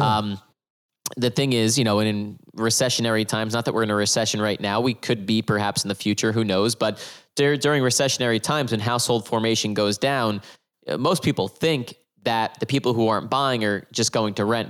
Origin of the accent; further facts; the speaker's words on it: New Jersey, United States; I'm from New Jersey